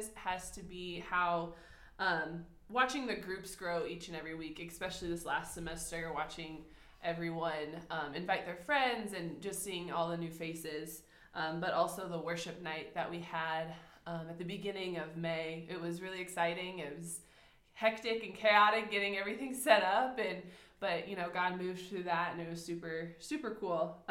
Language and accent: English; United States; moved away as an adult; also born or lived in Mozambique; now in Botswana; as an American